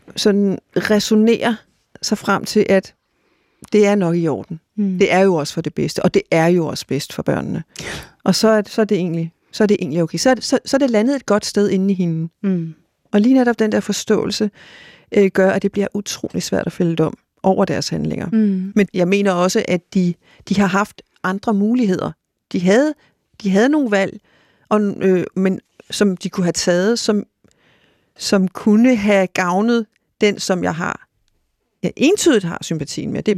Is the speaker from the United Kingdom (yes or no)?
no; Greenland; moved away as an adult; now in Denmark; min opvækst i Grønland og min ungdom i Grønland, øh, og da jeg så kom til Danmark